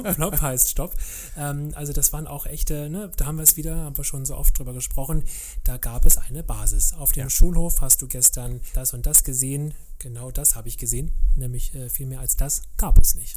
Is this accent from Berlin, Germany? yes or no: yes; Berlin, Germany; ich bin ja in Kreuzberg groß geworden